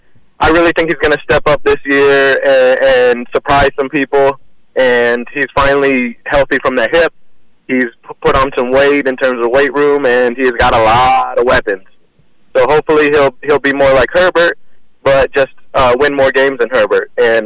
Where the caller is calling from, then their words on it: Riviera Beach, Florida, United States; Hey, what's up, guys? … in Riviera Beach.